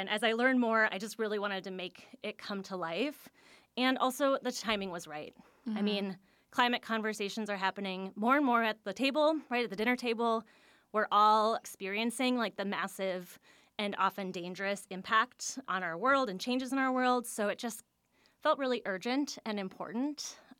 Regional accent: Washington, District of Columbia, United States; now in Milwaukee, United States; I was so surprised as someone new to the area. And maybe it's because I came from Washington, D.C., which is a city of memorials and monuments.

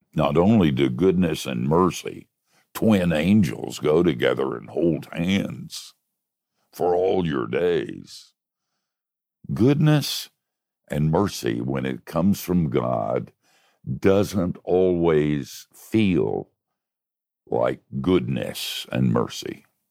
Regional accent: Oviedo, Florida, United States; my hometown of Oviedo

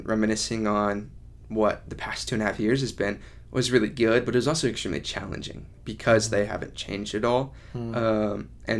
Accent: Kansas City, Missouri, United States; Kansas City.

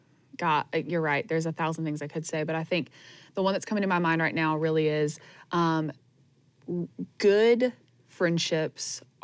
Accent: Greenville, South Carolina, United States; now in Anderson, United States; I just moved to Anderson from my hometown of Greenville

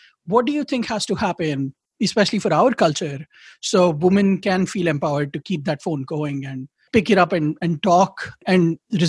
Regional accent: India; I feel like maybe because I'm Indian, and because my patriotism comes with the critiques

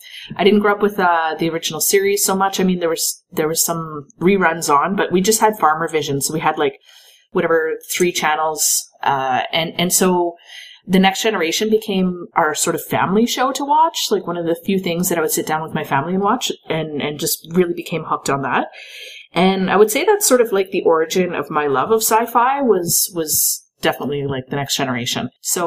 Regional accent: Lac Ste. Anne, Alberta, Canada; So, I'm from Lac Ste. Anne, Alberta.

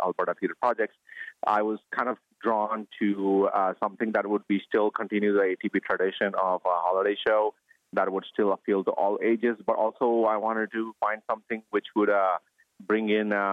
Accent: India; moved away as an adult; I grew up in India until I was 22, and that's when I left India

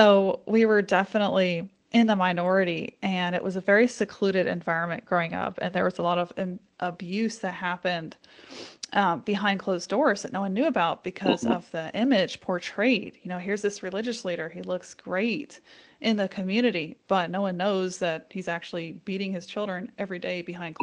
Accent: Pennsylvania, United States; whenever I grew up in Pennsylvania, we kind of grew up right outside Amish country

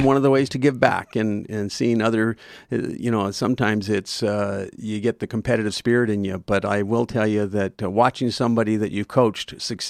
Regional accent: Calgary, Alberta, Canada; also born or lived in Oregon, United States; I was born in Calgary, but I lived the first 11 years of my life in Oregon in the U.S. and grew up a lot down there. And then we moved back to Calgary when I was 11. Lived here all my life since then.

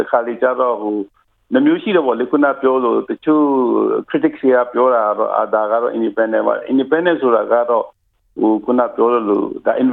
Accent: Myanmar

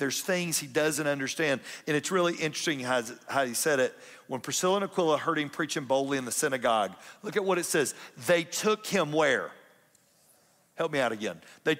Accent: Atlanta, Georgia, United States; now in Kennesaw, United States; I'm from South Atlanta.

